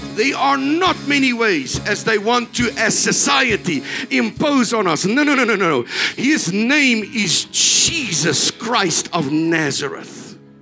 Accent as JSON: {"language": "English", "country": "South Africa"}